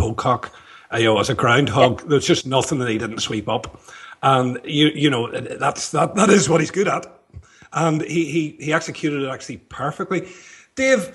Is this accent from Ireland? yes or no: yes; Ireland; I'm Irish.